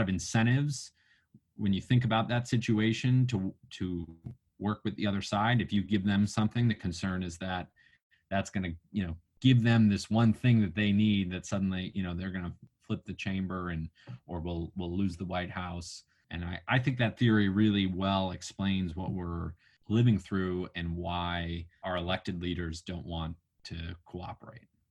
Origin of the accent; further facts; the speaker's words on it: New Mexico, United States; moved away; also born or lived in Washington D.C.; my home state of New Mexico